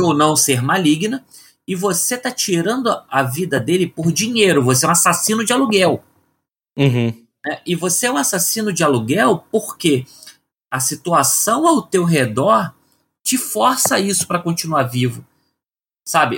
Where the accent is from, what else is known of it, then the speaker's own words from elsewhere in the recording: Rio de Janeiro, Brazil; now in São Paulo, Brazil; eu sou do Rio de Janeiro e moro em São Paulo.